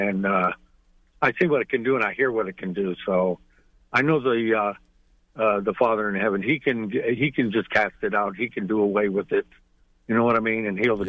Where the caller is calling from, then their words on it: Vega, Texas, United States; Vega, Texas.